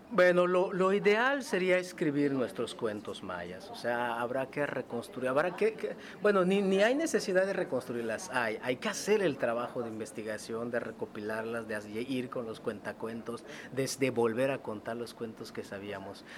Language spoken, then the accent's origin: Spanish; Mexico